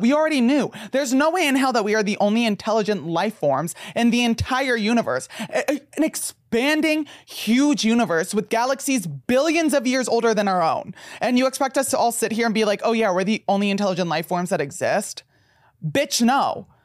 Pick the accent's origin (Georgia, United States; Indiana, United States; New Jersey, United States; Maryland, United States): New Jersey, United States; I grew up in New Jersey